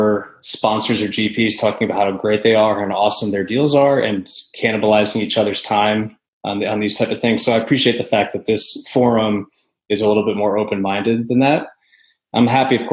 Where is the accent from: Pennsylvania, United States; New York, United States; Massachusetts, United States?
New York, United States; the Northeast, upstate; moved away as an adult; also born or lived in Northeast US / Connecticut / Boston; now in Nashville, United States; So I'm originally from upstate New York. Then I grew up kind of in the Northeast